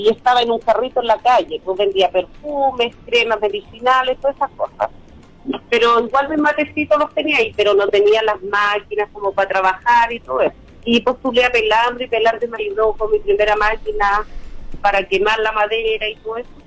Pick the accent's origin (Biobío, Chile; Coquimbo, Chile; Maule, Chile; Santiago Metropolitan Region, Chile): Coquimbo, Chile; Salamanca; soy de Salamanca